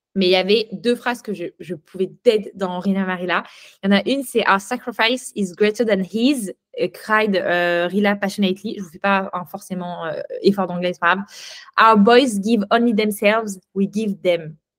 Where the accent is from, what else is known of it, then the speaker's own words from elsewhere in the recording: France; en tant que Française de France